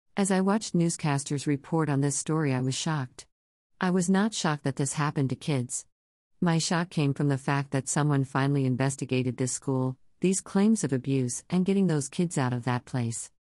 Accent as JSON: {"language": "English", "town": "Philadelphia", "region": "Pennsylvania", "country": "United States", "tie": "born or raised there", "said": "As a Philadelphia native growing up in Philly"}